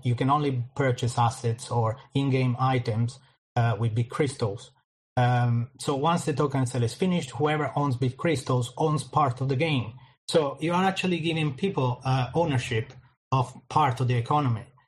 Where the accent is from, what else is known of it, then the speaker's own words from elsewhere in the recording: Italy; moved away as an adult; now in London, United Kingdom; Then I moved from Italy. I'm originally Italian. I moved from Italy to London, in the UK